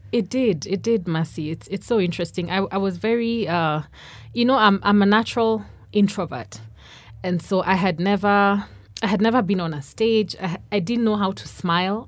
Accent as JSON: {"language": "English", "region": "Nairobi", "country": "Kenya", "tie": "born or raised there", "also_born_or_lived": "Karatina, Nyeri, Kenya", "said": "I was born in Nairobi, but at that time we're living in, in Nyeri, in Karatina. But, uh, s, I think we left there when, when I was under five. So most of my life I've been in Nairobi"}